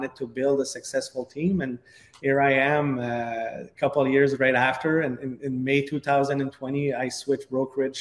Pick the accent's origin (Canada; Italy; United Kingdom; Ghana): Canada; Quebec; accent: French (Quebec); English is a second language; I have a big French accent from all the way up Quebec, Canada